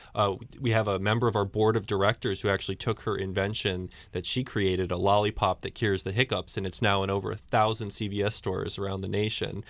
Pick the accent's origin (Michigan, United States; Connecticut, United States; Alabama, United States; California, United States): Connecticut, United States; Storrs; I, I grew up in Storyce